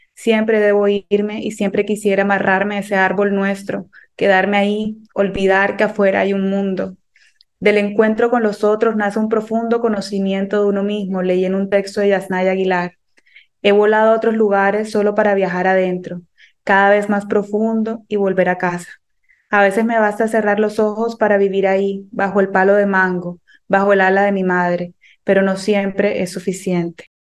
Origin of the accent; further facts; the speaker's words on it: Cartagena, Bolívar, Colombia; moved away as an adult; now in New York, United States; yo soy cartagenera, nacida y criada en Cartagena